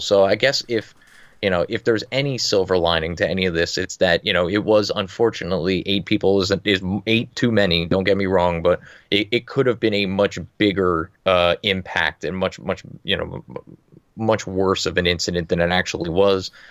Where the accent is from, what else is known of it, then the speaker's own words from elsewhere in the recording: New Jersey, United States; I'm from New Jersey